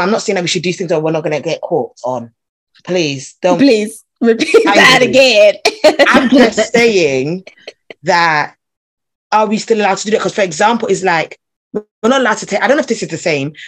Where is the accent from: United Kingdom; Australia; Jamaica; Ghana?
Ghana; I'm Ghanaian